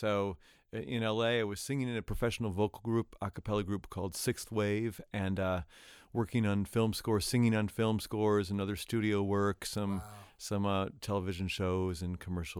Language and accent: English; Hudsonville, Michigan, United States; also born or lived in Jenison; I grew up in Grand Rapids, Michigan. Well, hey. small town outside of Grand Rapids, Michigan, Hudsonville or Jenison.